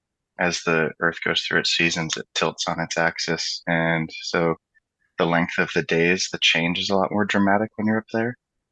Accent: central Alaska, United States; now in Denver, United States; I was born and raised in Alaska.

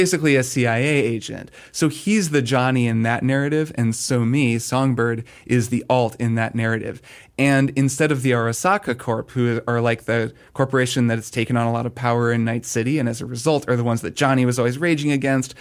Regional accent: United States; as an American

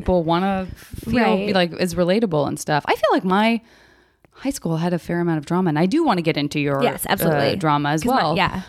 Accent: Arizona, United States; I'm from Arizona.

